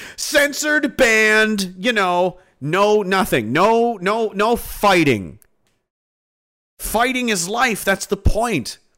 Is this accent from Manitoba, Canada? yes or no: no; Pictou, Nova Scotia, Canada; I'm from Pictou. Horrible place. Horrible place to grow up.